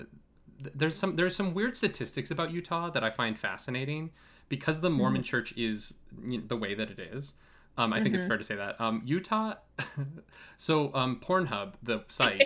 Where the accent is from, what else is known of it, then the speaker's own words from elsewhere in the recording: Calgary, Alberta, Canada; I grew up in Calgary, Alberta, which is just north of you.